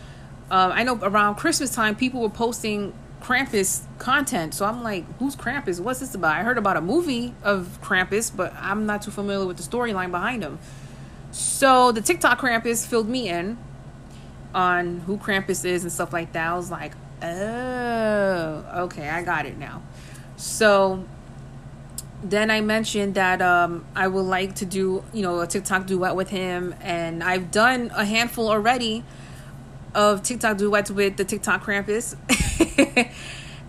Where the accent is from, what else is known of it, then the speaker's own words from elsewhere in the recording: New York City, New York, United States; I'm from the Bronx